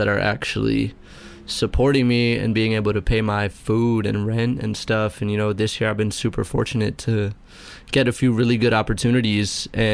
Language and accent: English; New York City, New York, United States; born and raised on the Upper West Side of Manhattan